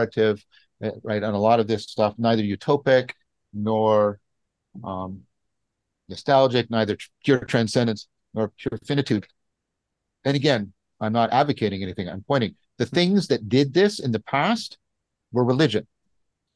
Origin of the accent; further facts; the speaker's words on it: Canada; I'm a Canadian